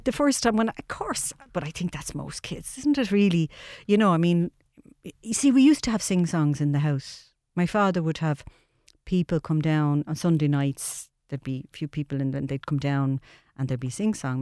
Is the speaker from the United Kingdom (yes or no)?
no; Dublin, Leinster, Ireland; I was born and reared in Charlemagne Street in the tenements